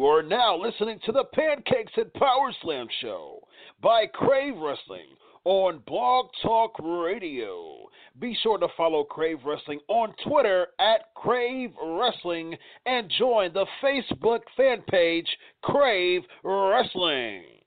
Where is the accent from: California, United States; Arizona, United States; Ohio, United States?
Ohio, United States; fellow Ohioan. I'm from Ohio